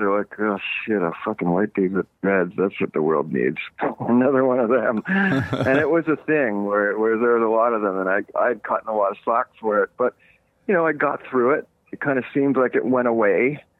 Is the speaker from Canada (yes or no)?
yes; Eastern Canada, Canada; now in Los Angeles, United States; growing up in Eastern Canada, I grew up camping and, running through the woods, and I haven't done a lot of that since I've lived in Los Angeles.